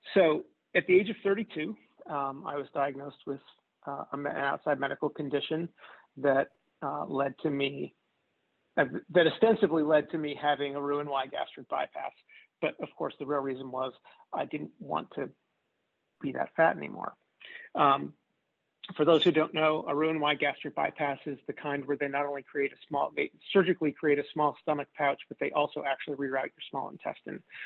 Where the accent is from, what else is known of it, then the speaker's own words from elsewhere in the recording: outside Philadelphia, New Jersey, United States; also born or lived in Kansas City, Missouri / Chicago, Illinois; now in Louisville, United States; I grew up outside Philadelphia in the U.S. in New Jersey